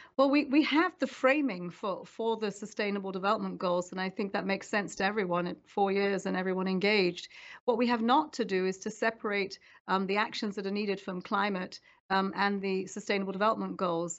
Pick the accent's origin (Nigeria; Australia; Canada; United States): Nigeria; around Lake Chad, Northeast Nigeria; moved away; I grew up there around Lake Chad